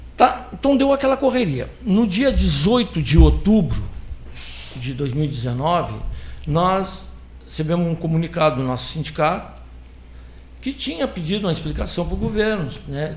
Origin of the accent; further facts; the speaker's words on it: Pelotas, Rio Grande do Sul, Brazil; aqui na região mesmo, que nós somos da região de Pelotas.